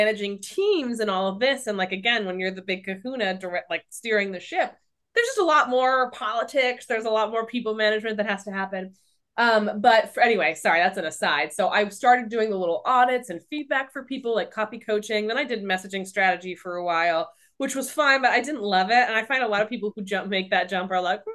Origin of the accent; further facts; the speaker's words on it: New York City, New York, United States; I'm a New Yorker.